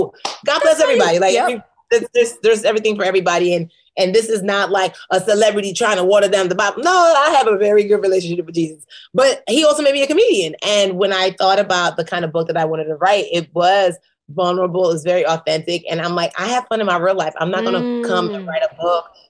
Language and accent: English; Nigeria; I'm a Nigerian woman